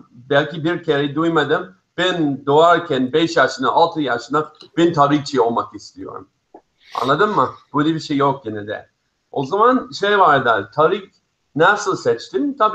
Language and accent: Turkish; United States; born there; also born or lived in Israel; Aslında Amerika'da Amerika'da doğdum. Sonra İsrail'de koçmen oldum. Oraya taşındım.